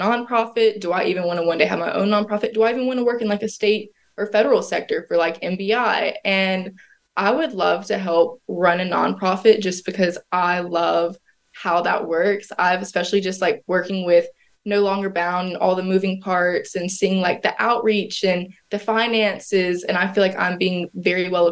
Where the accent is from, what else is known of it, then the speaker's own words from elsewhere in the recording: the South, United States; growing up in the South